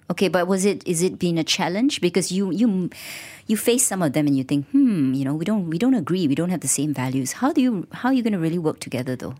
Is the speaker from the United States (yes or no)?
no; Kuala Lumpur, Malaysia; I'm a K L resident